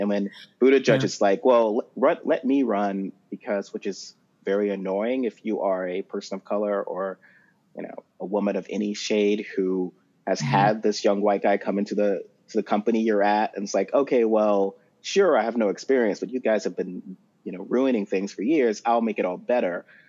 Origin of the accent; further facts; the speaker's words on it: the South, United States; as we growing up in the South, we met like that woman in that church, that asking, that connection, that is something so specific to our people